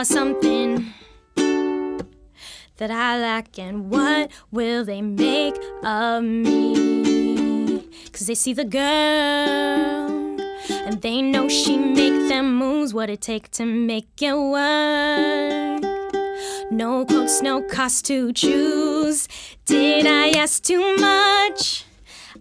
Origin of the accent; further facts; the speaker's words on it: Calgary, Alberta, Canada; moved away as an adult; also born or lived in Winnipeg, Canada; now in Vancouver, Canada; my parents like moved from Winnipeg to Calgary